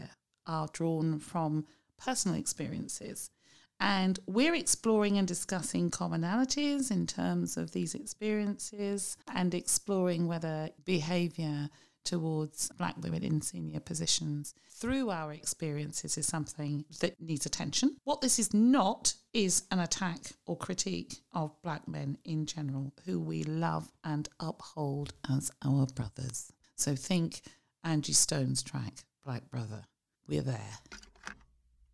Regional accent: London, United Kingdom; I'm a Londoner.

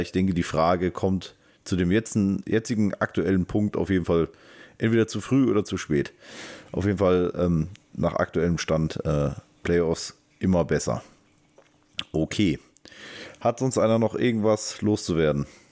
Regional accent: Taunus, Hesse, Germany; Ich komme aus dem Taunus.

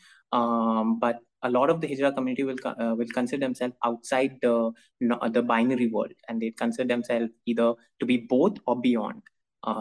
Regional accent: Dubai, United Arab Emirates; now in Mumbai, India; I grew up primarily in Dubai

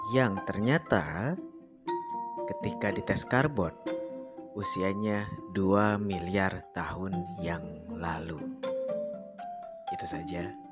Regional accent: Indonesia; born there; Nah, karena saya lahir di Indonesia, lahir sebagai bangsa Indonesia.

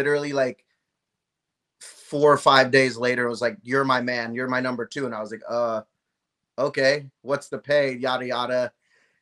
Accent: Las Vegas, Nevada, United States; also born or lived in California; I was born and raised in California, and we moved to Vegas when I was 10. So I'd say I grew up in Vegas.

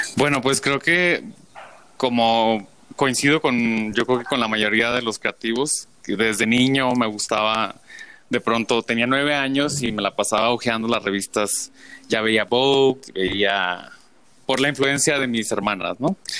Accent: Tijuana, Baja California, Mexico; yo soy de Tijuana

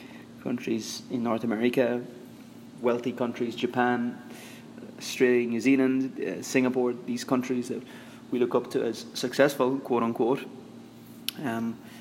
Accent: Ireland; moved away as an adult; now in Philippines; I'm Irish

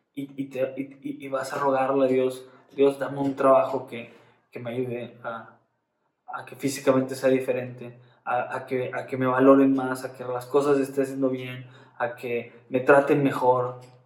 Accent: Monterrey, Nuevo León, Mexico; como cristianos regios

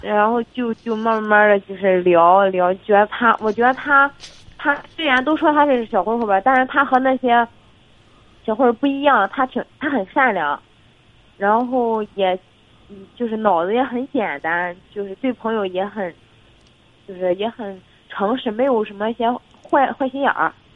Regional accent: Jinan, Shandong, China; 我济南的

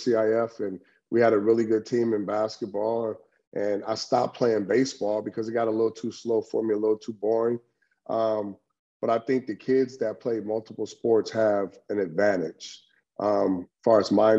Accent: Long Beach, California, United States; Long Beach Poly is the Mecca, man. And, you know, coming from a diverse city, and going to Long Beach Poly

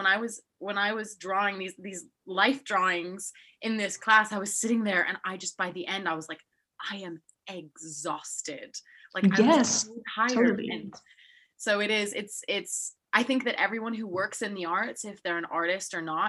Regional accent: Salzburg, Austria; Yeah, and we come from Salzburg, Austria, where if you're not a banker or a lawyer, you are nothing.

